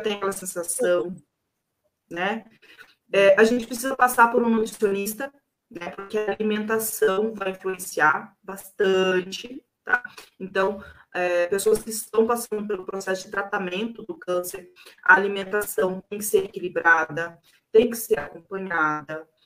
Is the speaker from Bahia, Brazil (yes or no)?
no; Siqueira Campos, Paraná, Brazil; eu sou de Siqueira, eu me sinto siqueirense, né? Sou siqueirense roxa